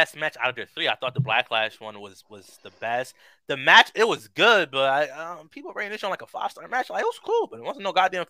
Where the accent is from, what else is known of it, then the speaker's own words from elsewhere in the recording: United States; I'm an American, okay?